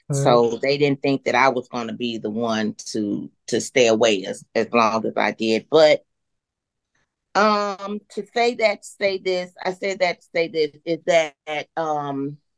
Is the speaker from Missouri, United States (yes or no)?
yes; Kansas City, Missouri, United States; born there; also born or lived in Durham, North Carolina / Maywood, Illinois; I was born in the Midwest, uh, Kansas City, Missouri, and then we moved here to Durham, North Carolina for a few years, and then uh, ended up in uh, in Illinois, right outside of Chicago, in a town uh, called